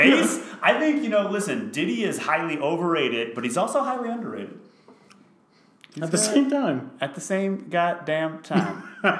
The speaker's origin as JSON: {"language": "English", "region": "East Coast", "country": "United States", "said": "because I'm from the East Coast."}